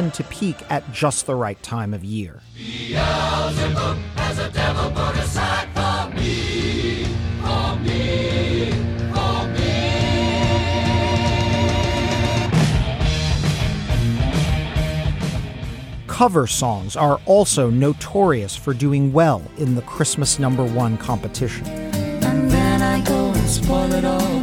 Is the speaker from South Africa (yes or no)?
no; United States; as an American